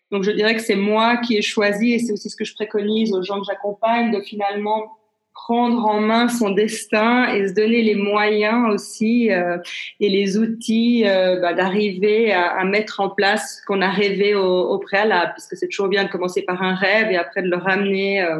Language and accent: French; Geneva, Switzerland; born there; Euh, donc, je, suis née à Genève. Je suis suissesse et italienne. J'ai 52 ans